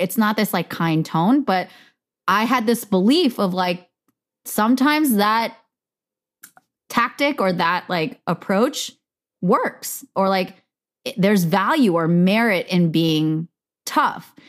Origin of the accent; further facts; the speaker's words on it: United States; I am Korean American